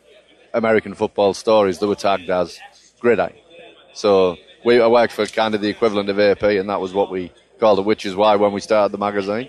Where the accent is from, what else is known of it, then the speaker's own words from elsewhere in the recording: England, United Kingdom; as English people